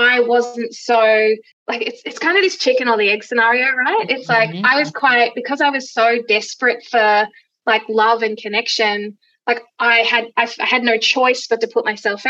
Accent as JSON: {"language": "English", "town": "Gold Coast", "region": "Queensland", "country": "Australia", "tie": "born or raised there", "said": "I grew up on the Gold Coast"}